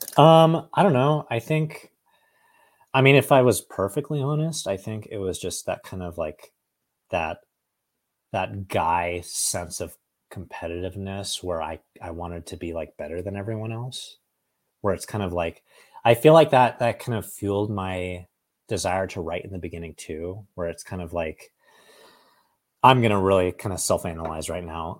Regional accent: Oakhurst, California, United States; also born or lived in Fresno, California; I grew up in this town called Oakhurst, which is just outside of Yosemite National Park

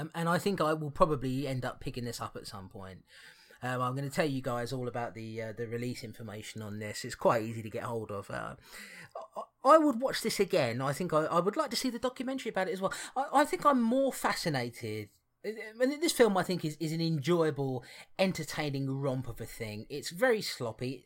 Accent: Barnet, London, United Kingdom; I was born in Barnet

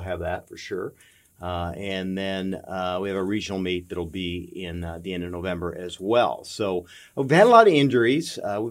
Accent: near the University of Iowa, United States; moved away as an adult; now in Warrensburg, United States; I grew up near the University of Iowa, and I went to a small college, and so this just fit, and that's why I've been here for 30-some years.

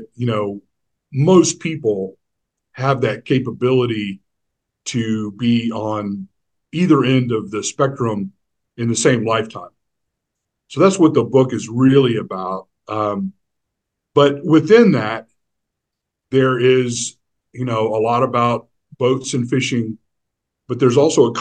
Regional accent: Houston, Texas, United States; growing up here and on the Texas Gulf Coast and in Houston, Galveston area

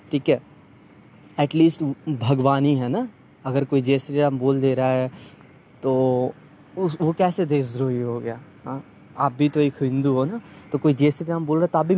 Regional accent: Bihar, India; अगर आप वही बिहार में चले जाओ मैं बिहार से बिलोंग करता हूँ बिहार का पटना का हाल इतना बेहाल है

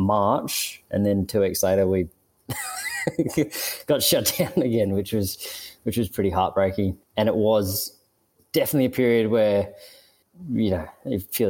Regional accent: Sydney, New South Wales, Australia; moved away; I grew up in Sydney

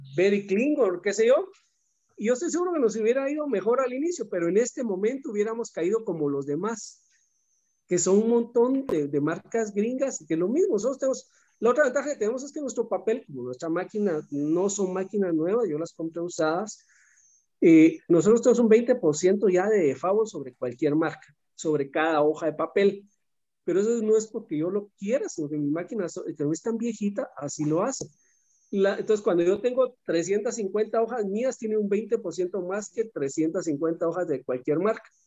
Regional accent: Guatemala; aquí en Guatemala

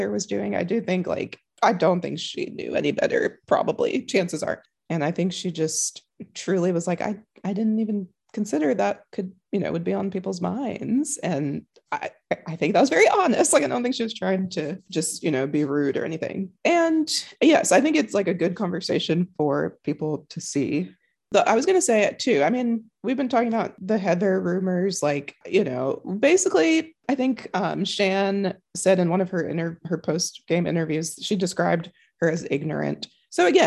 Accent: Canada; I'm Canadian.

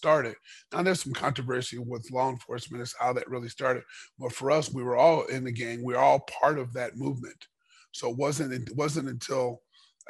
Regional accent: Los Angeles, California, United States; I grew up in Los Angeles, California

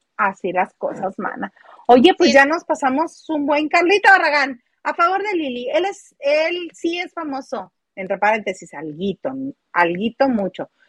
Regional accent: northern Mexico, Mexico; las norteñas somos otra cepa. Bueno, las que somos norteña

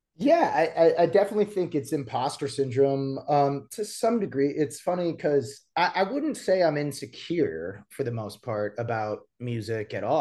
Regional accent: Appleton, Wisconsin, United States; moved away as an adult; now in Nashville, United States; my hometown is Appleton, Wisconsin

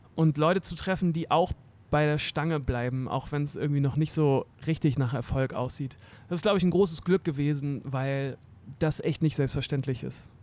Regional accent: Hamburg, Germany; ich bin in Eimsbüttel aufgewachsen, so ein richtiges äh, Eimsbüttel-Kind am Weiher

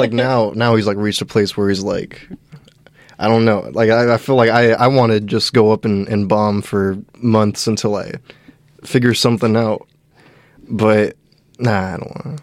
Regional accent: Gilroy, California, United States; now in Portland, United States; I'm from Gilroy, 30 minutes away

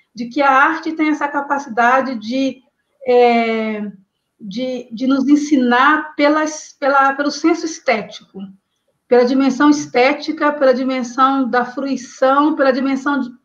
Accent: Vale do Rio Doce, Minas Gerais, Brazil; Eu sou do Vale do Rio Doce

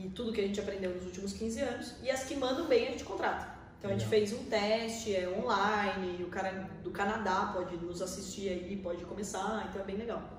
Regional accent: Porto Feliz, São Paulo, Brazil; moved away as an adult; now in Sorocaba, Brazil; Eu sou nascido numa cidade pertinho da gente aqui em Porto Feliz, né? Tem 50 mil habitantes

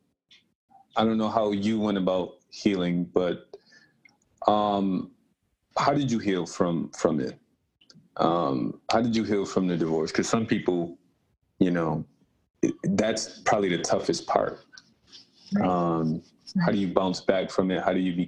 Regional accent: Rochester, New York, United States; also born or lived in Buffalo; I moved back home, my hometown, Rochester native.

